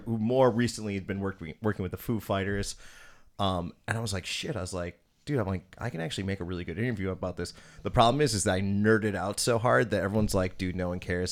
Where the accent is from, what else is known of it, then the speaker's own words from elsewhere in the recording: Oak Creek, Wisconsin, United States; growing up in Oak Creek, we had a T V production studio